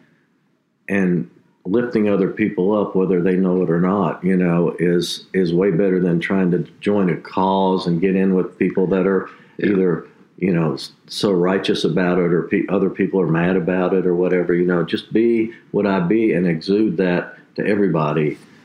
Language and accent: English; Woodstock, New York, United States; growing up in Woodstock